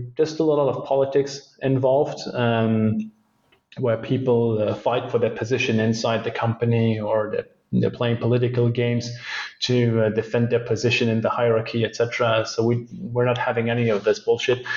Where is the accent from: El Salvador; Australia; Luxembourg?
Luxembourg; It's my home country. I was born and raised here